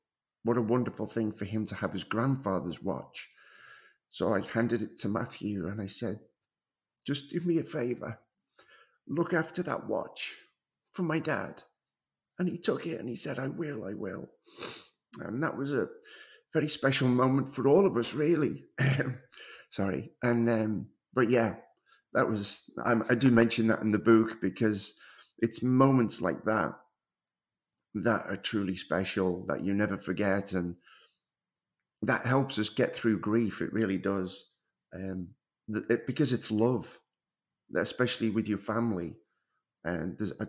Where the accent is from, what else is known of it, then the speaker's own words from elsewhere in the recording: Liverpool, North West England, United Kingdom; moved away as an adult; now in North Carolina, United States; I'm actually from Liverpool, England. I moved to the States over 20 years ago now